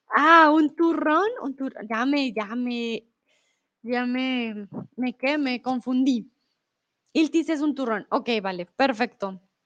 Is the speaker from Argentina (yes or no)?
no; Bogotá, Colombia; also born or lived in Mexico; now in Germany; de donde yo vengo, de Bogotá